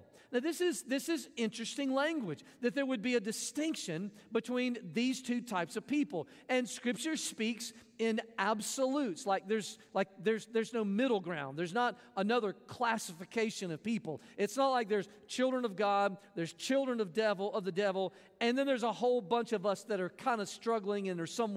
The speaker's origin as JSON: {"language": "English", "region": "Mississippi", "country": "United States", "tie": "born or raised there", "said": "I grew up in Mississippi"}